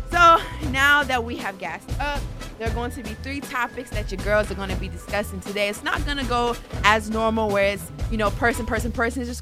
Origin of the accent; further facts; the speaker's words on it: California, United States; Um, I am at … on Instagram. I'm originally from California, and I am working, currently working on becoming a doula and writing this poetry book.